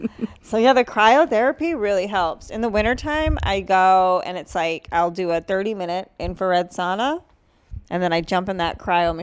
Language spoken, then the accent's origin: English; Massachusetts, United States